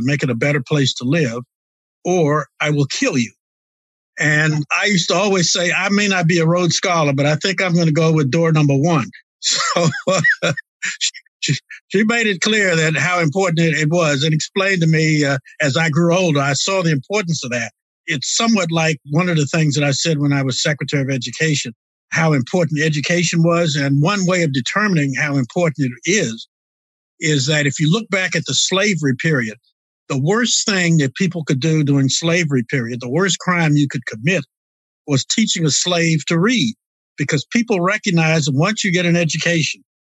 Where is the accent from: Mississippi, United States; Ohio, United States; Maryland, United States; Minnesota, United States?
Maryland, United States; Prince George's County; also born or lived in Washington, D.C.; now in Virginia, United States; I was born in the District of Columbia, raised in Prince George's County, Maryland, and live in Virginia now